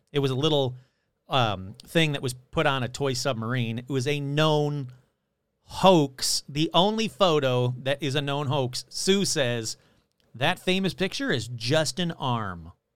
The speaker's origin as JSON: {"language": "English", "region": "Michigan", "country": "United States", "tie": "born or raised there", "moved": "yes", "said": "Growing up in Michigan"}